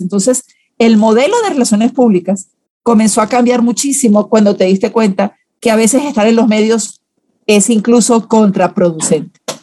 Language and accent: Spanish; Venezuela; moved away as an adult; now in Guatemala; Primero trabajé en relaciones públicas en un partido político en, Venezuela, de donde, donde, nací. Solo que ya como tengo 20 años casi en Guatemala, ya siento que tengo corazoncito chapín, pero soy venezolana de nacimiento